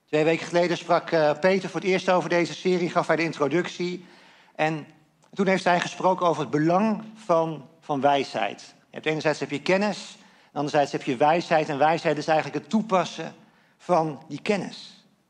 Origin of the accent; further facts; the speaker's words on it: Netherlands; als Nederlanders